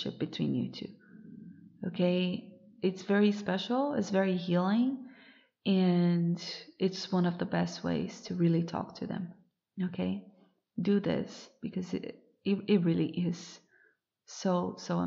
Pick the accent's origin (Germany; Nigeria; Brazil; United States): Brazil; moved away as an adult; since I moved away from Brazil, I moved abroad.